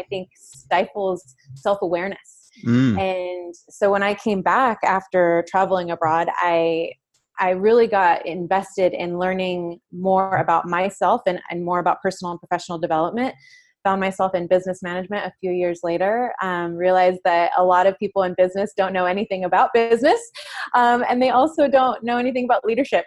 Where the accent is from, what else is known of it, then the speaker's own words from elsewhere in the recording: San Jose, California, United States; now in San Diego, United States; I grew up on the east side of San Jose